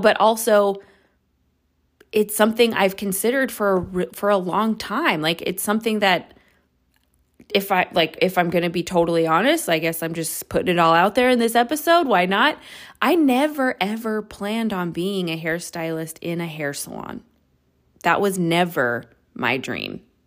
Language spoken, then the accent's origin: English; suburb outside of San Francisco, California, United States; I moved back home to my hometown, which is like a suburb outside of San Francisco